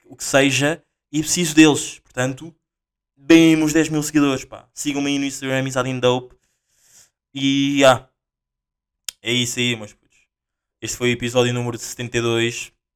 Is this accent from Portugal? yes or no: yes; Portugal; eu também sou português